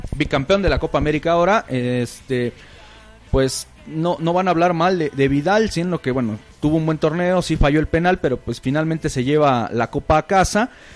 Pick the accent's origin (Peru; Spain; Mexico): Mexico; aquí en México no somos españoles